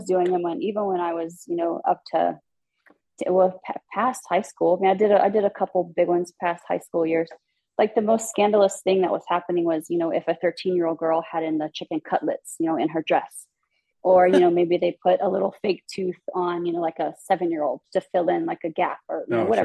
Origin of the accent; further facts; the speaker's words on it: Baton Rouge, Louisiana, United States; also born or lived in Ascension Parish, Louisiana; now in Las Vegas, United States; I grew up in Baton Rouge, and then my mom and dad, my stepdad, moved to Ascension Parish